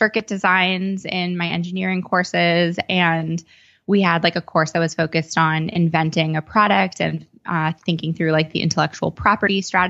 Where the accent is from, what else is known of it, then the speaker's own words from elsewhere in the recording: Sherborn, Massachusetts, United States; I grew up outside of Boston in a pretty small town in Massachusetts called Sherborne.